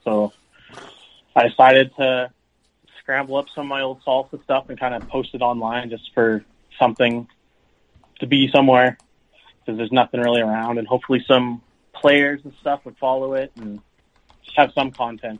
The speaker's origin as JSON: {"language": "English", "town": "Victoria", "region": "British Columbia", "country": "Canada", "tie": "born or raised there", "said": "Yep. Yeah, I grew up in Victoria. I played for the Victoria Icehawks originally"}